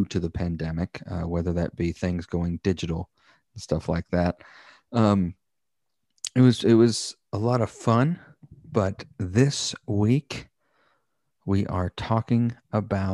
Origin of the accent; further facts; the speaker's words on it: the Bible Belt, the South, United States; we grew up in the Bible Belt